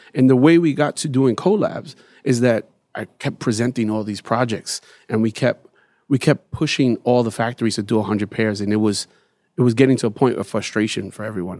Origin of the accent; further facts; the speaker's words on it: New York City, New York, United States; growing up in Bed Stuy